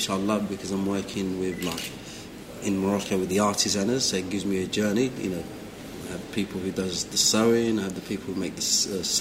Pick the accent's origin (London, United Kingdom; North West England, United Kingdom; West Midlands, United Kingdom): London, United Kingdom; For example, growing up in London